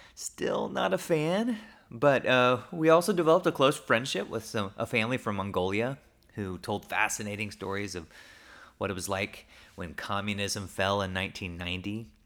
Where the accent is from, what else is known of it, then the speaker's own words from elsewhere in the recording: Oklahoma, United States; I grew up in Oklahoma